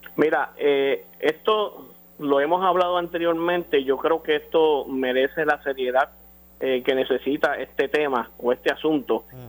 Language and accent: Spanish; Puerto Rico; Como puertorriqueños